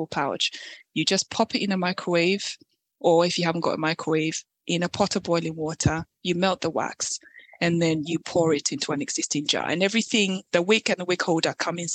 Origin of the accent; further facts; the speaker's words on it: Ghana; moved away; I am originally from Ghana